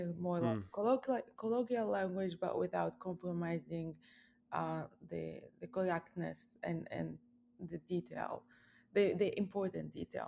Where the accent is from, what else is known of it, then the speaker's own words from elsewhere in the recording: Lebanon; now in United States; I am from Lebanon. I am a math professor in the United States at the University in Virginia, James Madison University.